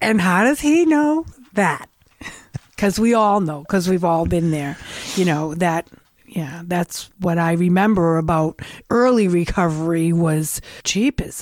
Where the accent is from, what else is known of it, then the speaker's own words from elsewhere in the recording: Revere, Massachusetts, United States; I grew up in Revere.